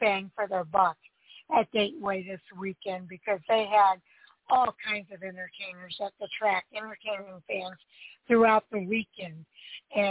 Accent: Chicago, Illinois, United States; moved away; I'm from the Chicagoland area. I lived there for 40 years

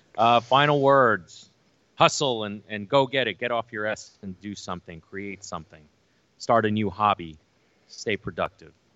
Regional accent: New York City, New York, United States; growing up in New York City as an Asian American

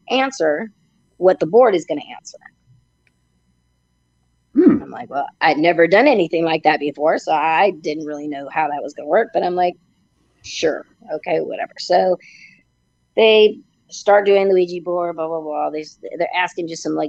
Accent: Napa Valley, California, United States; I grew up in Napa Valley

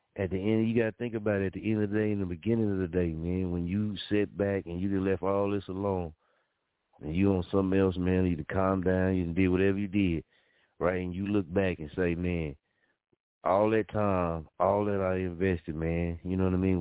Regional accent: Muskogee, Oklahoma, United States; moved away; I love Muskogee, you dig? I love my hometown

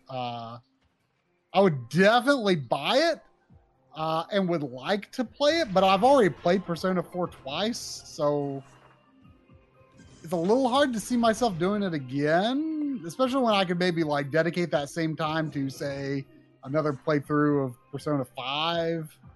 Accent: Brazil; English is a second language; This game is so amazing. I'm from Brazil.

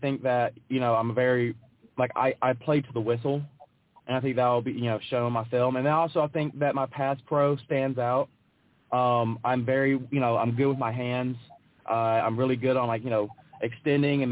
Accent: Memphis, Tennessee, United States; I enjoyed growing up in Memphis

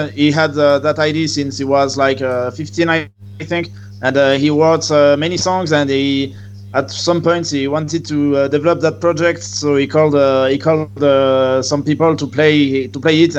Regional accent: France

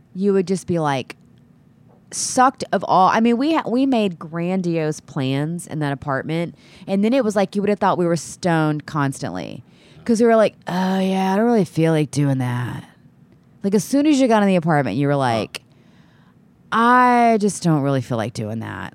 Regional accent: Texas City, Texas, United States; also born or lived in Austin, Texas; I'm from, live there now, but I'm from Texas City, uh, Texas

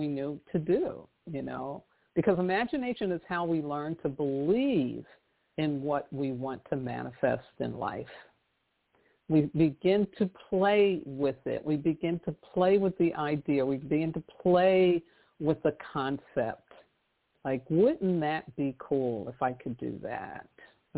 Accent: New York City, New York, United States; I did a lot of public transportation growing up in New York City

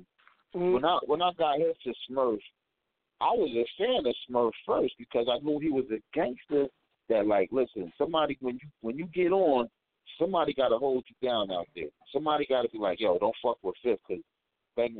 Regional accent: Irvington, New Jersey, United States; also born or lived in East Orange, New Jersey; I'm from Irvington, North, East Orange

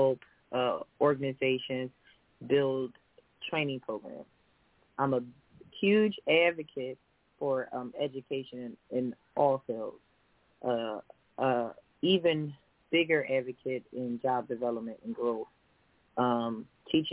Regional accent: Philadelphia, Pennsylvania, United States; also born or lived in Denmark, South Carolina; I live in West Philly. I'm from Uptown.

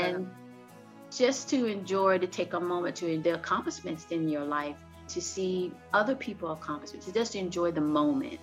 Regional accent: the South, United States; I'm from the South

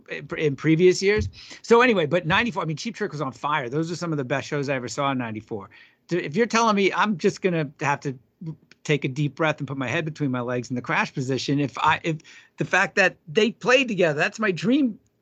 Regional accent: New York, United States; I grew up on Eastern Long Island, sure.

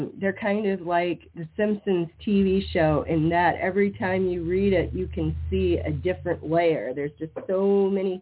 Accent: Iowa, United States; I'm from Iowa.

